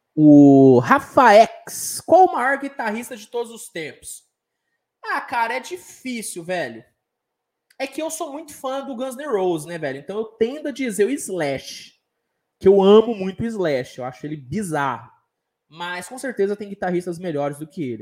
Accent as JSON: {"language": "Portuguese", "region": "Minas Gerais", "country": "Brazil", "said": "Sou de Minas"}